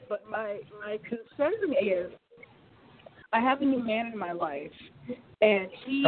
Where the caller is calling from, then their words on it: Oregon, United States; I'm calling you from Oregon.